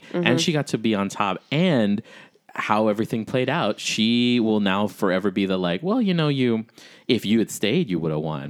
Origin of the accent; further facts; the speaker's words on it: Chicago, Illinois, United States; Bitch, I'm from Chicago.